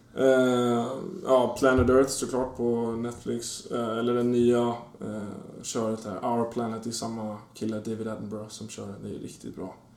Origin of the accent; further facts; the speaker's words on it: Danderyd, Stockholm County, Sweden; första fem åren innanför tullarna och sen efter det i Danderyd utanför